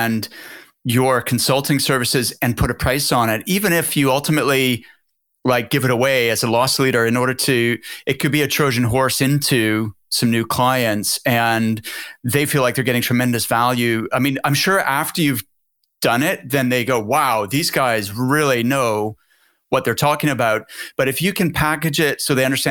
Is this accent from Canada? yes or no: yes; Halifax, Nova Scotia, Canada; moved away; my hometown in Halifax, Nova Scotia